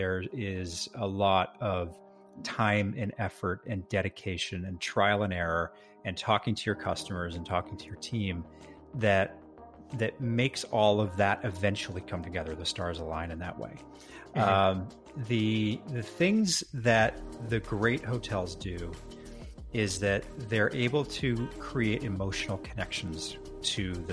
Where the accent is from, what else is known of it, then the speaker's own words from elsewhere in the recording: Edmonton, Alberta, Canada; also born or lived in Victoria; ended up moving back to my hometown of Edmonton, Alberta.